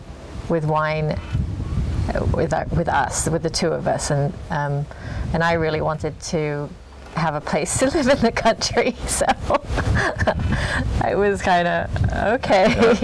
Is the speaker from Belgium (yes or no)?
no; England, United Kingdom; also born or lived in California; now in Oregon, United States; I grew up in England